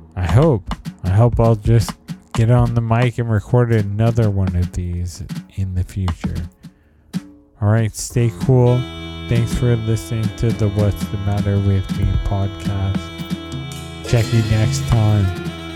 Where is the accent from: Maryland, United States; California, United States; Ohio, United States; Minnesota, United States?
California, United States; San Jose; moved away as an adult; also born or lived in New York City, United States; now in San Leandro, United States; I moved back to San Jose in 2012